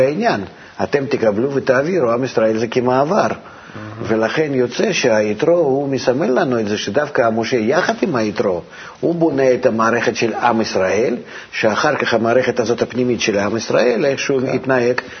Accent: Russia; moved away; אני מרוסיה

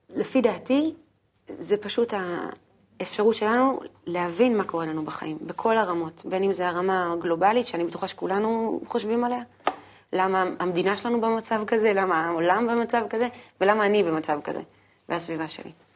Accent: Haifa, Haifa District, Israel; בחיפה, איפה שגדלתי

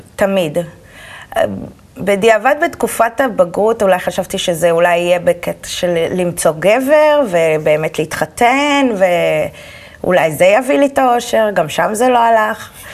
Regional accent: Holon, Tel Aviv District, Israel; also born or lived in Petah Tikva; גדלתי בחולון. נולדתי פתח תקווה, בלינסון, וכל החיים בחולון.

